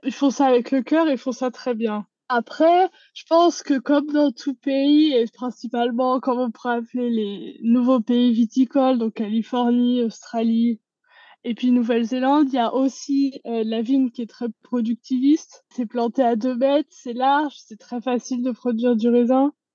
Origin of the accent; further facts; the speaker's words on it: the Alps, France; moved away as an adult; now in New Zealand; je suis originaire des Alpes